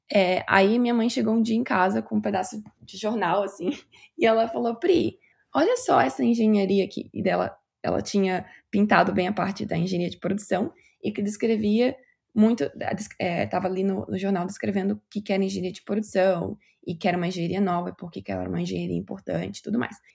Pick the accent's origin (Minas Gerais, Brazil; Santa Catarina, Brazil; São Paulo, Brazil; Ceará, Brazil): Santa Catarina, Brazil; Itapema; moved away as an adult; also born or lived in Pará, Brazil / Joinville, Brazil; now in Canada; Eu sou de Santa Catarina. Na verdade, eu nasci no Pará, no Brasil, mas eu cresci em Santa Catarina, em Itapema